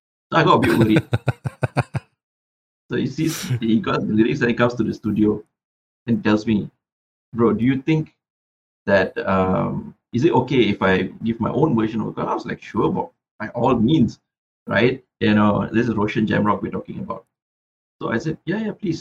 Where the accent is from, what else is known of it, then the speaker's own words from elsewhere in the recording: Butterworth, Penang, Malaysia; moved away; I was in my hometown, Butterworth, for a long period of time